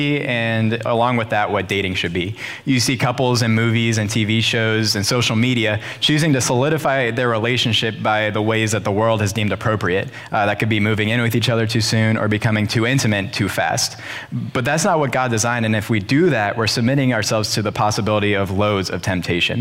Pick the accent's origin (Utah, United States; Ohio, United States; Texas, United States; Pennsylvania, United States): Ohio, United States; Rittman; I grew up in Rittman